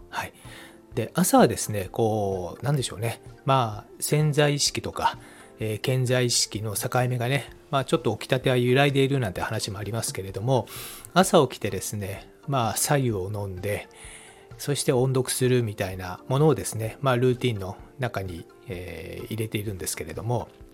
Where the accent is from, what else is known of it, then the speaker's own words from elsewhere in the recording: Japan; first language Japanese; 我々の母国語である日本語ですね